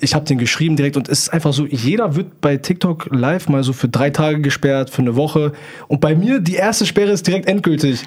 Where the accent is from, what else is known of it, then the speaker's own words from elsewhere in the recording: near Hanover, Lower Saxony, Germany; Ich komme aus der Nähe von Hannover